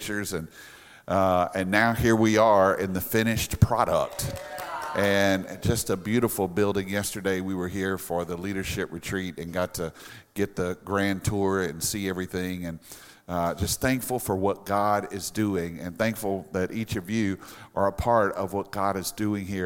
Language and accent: English; Louisiana, United States; now in South Florida, United States; we're from Louisiana